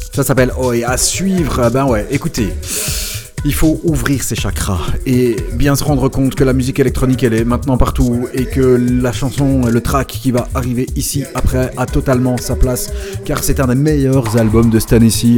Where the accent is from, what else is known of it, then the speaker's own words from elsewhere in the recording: Belgium; chez nous en Belgique